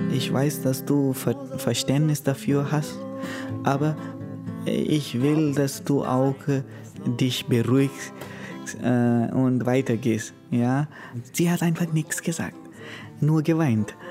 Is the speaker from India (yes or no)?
yes; Goa, India; German is a second language; moved away as an adult; now in Königsbrunn, Germany; ich komme aus Goa, äh, das heißt aus Indien